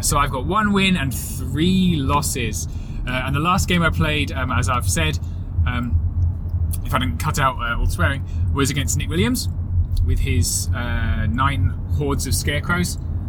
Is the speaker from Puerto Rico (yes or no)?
no; England, United Kingdom; Oh, we're so English. It's terrible.